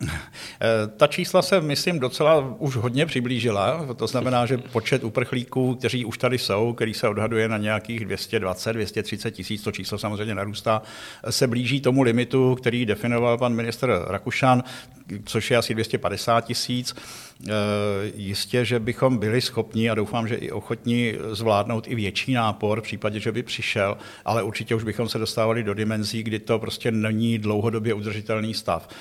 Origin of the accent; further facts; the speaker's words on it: Pardubice, Pardubice Region, Czechia; also born or lived in Prague / Hradec Králové / Yugoslavia / Iraq; Takže já prostě už hradečákem zůstanu na do smrti, když jsem se narodil v Praze a vyrostl v Pardubicích